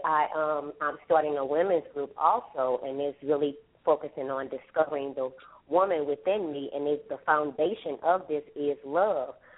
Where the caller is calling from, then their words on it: Houston, Texas, United States; I'm calling from Houston, Texas